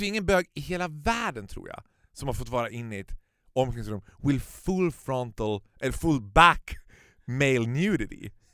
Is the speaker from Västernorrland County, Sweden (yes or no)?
no; Stockholm, Stockholm County, Sweden; som stockholmare